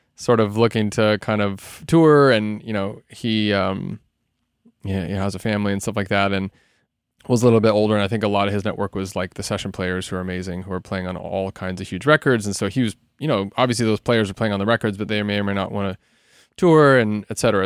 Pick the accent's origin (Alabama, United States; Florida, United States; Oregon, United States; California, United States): Oregon, United States; Salem; moved away as an adult; also born or lived in Portland, Oregon / Los Angeles; I grew up in Salem, Oregon, which is about an hour south of Portland.